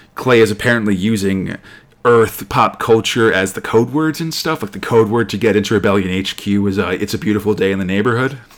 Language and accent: English; United States; I'm an American